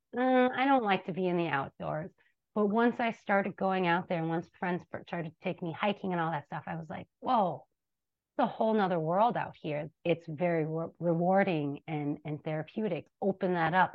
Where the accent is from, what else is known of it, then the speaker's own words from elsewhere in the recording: Minneapolis, Minnesota, United States; I grew up in the Cedar Riverside neighborhood